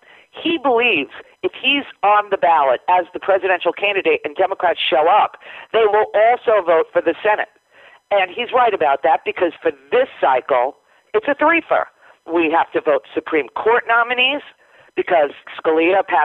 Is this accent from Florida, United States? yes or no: yes; Florida, United States; we are from Florida